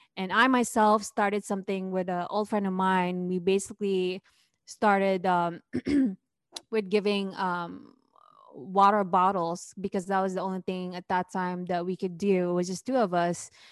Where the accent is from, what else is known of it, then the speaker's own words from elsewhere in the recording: Luzon, Philippines; now in San Francisco Bay Area, United States; I grew up in Luzon, right? Where, that's where Manila is